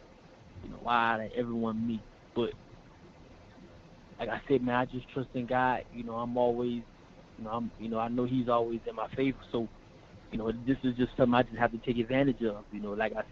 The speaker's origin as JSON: {"language": "English", "town": "Thibodaux", "region": "Louisiana", "country": "United States", "tie": "born or raised there", "said": "growing up in Louisiana, man, it's hard, especially in Thibodeau, small town."}